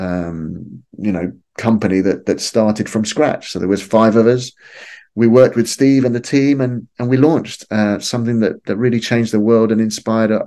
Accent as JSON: {"language": "English", "region": "Lima", "country": "Peru", "tie": "born or raised there", "moved": "yes", "said": "growing up in Lima in the 1970s and 1980s"}